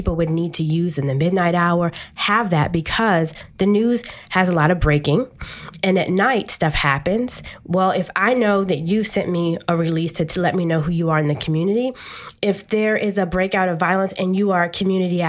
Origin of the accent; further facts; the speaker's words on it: Washington, District of Columbia, United States; I'm a native Washingtonian. I grew up in Edgewood and single parent home